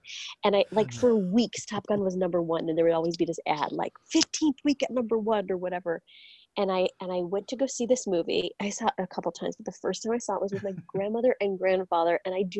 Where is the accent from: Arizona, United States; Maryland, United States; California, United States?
California, United States; Orange County; I grew up in Orange County near where there used to be a Air Force Base, the El Toro Air Force Base.